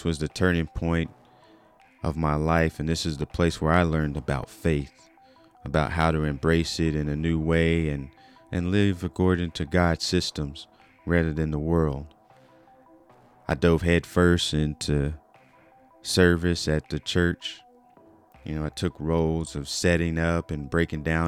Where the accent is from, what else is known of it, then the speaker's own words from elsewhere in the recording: Wichita Falls, Texas, United States; moved away as an adult; also born or lived in Fort Worth, Texas; now in Tulsa, United States; I was born and raised in Wichita Falls, Texas, where I developed lifelong friendships and cherished my small town upbringing